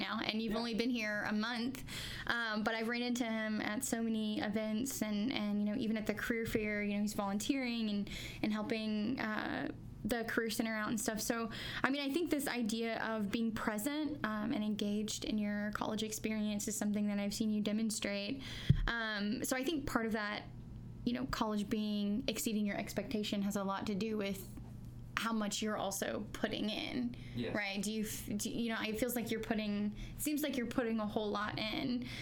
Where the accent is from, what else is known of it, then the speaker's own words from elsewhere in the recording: Central Arkansas, United States; also born or lived in Fayetteville, Arkansas; I'm from Central Arkansas, and I've been here for about 8 years